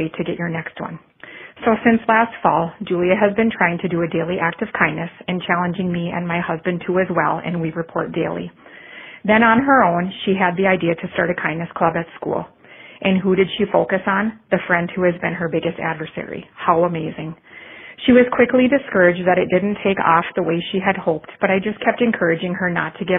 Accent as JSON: {"language": "English", "town": "Forest Lake", "region": "Minnesota", "country": "United States", "said": "I am from Forest Lake, Minnesota"}